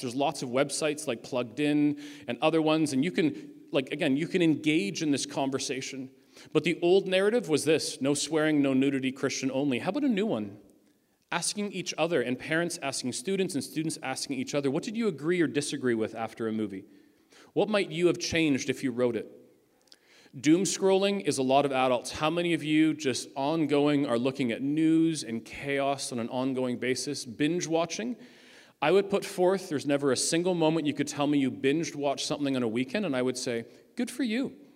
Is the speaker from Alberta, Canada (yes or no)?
no; Ajax, Ontario, Canada; I come from Ajax